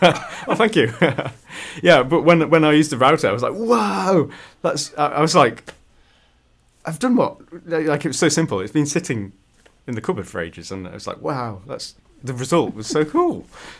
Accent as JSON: {"language": "English", "country": "United Kingdom", "said": "It's not good that I don't know about that as a Brit."}